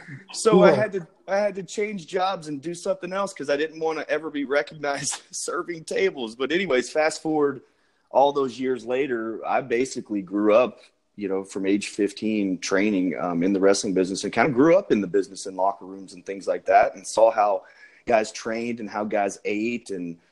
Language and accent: English; Memphis, Tennessee, United States; Memphis, Tennessee, man. Born and raised. And we grew up on Memphis wrestling.